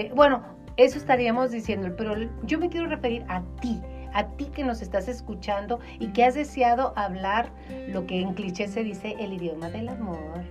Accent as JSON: {"language": "Spanish", "country": "Mexico", "said": "los mexicanos somos como jarritos de Tlaquepaque"}